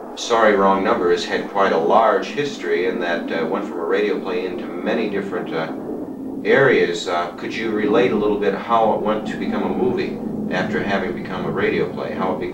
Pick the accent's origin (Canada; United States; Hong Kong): United States; Kalamazoo, Michigan; my hometown in Michigan